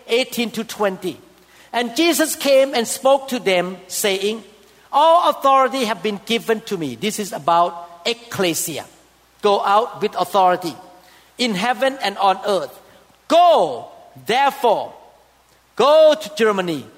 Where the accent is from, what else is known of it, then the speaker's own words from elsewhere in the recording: Thailand; moved away; I came from Thailand. And I know that Thailand people worship idols big time